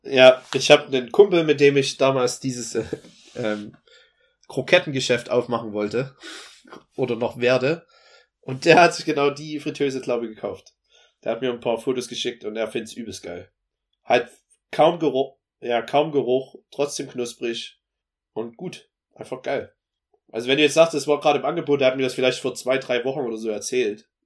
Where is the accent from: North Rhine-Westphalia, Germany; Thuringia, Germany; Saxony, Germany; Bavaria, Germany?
Saxony, Germany; Dresden; moved away; sage ich meistens äh, aus Dresden, weil das sonst kein anderer Mensch kennt in der Welt, wo ich sonst her bin